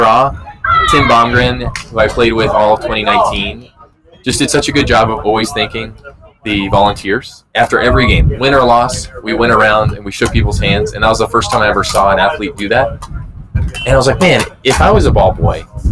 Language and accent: English; San Clemente, California, United States; also born or lived in Mission Viejo, California; I'm from San Clemente, and so I lived there for a long time